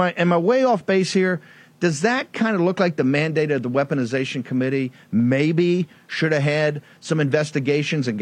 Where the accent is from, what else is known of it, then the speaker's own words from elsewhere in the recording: Richmond, Virginia, United States; I'm a Southerner. Richmond, Virginia is my hometown